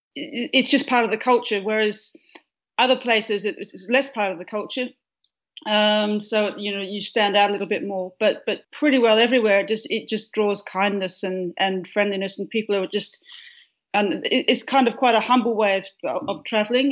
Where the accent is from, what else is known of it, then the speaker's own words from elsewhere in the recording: a farm near Perth, Western Australia, Australia; now in Melbourne, Australia; I grew up on a farm which is about um, 85 miles uh, east of Perth